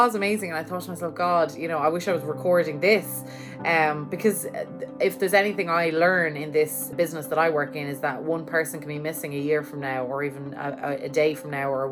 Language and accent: English; Ireland; now in New York, United States; I am from Ireland and I'm living here in New York